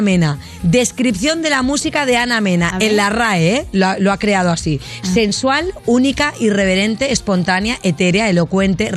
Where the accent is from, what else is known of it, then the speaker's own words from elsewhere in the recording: Barcelona, Catalonia, Spain; moved away; soy de Barcelona